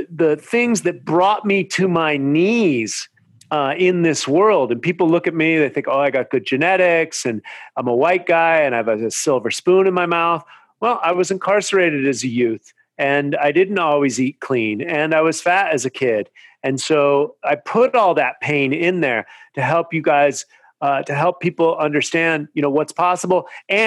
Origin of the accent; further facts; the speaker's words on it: Marin County, California, United States; now in Venice Beach, United States; I grew up in Marin County where mountain biking started